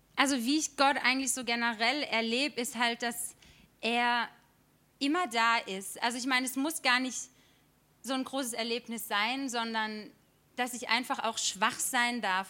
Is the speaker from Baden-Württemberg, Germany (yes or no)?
yes; Stühlingen, Baden-Württemberg, Germany; moved away as an adult; now in Karlsruhe, Germany; ich bin 25 Jahre alt und ich bin in Stühlingen geboren worden